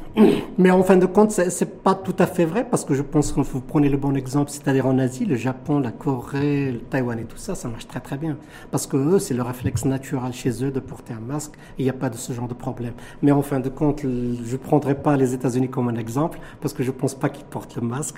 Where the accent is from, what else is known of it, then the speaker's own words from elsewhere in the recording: Morocco; chez nous au Maroc